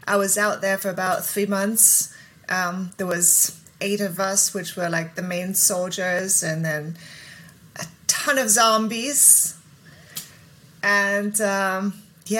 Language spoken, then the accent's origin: English; Germany; moved away as an adult; also born or lived in England; now in Los Angeles, United States; I grew up in Germany, but I'm English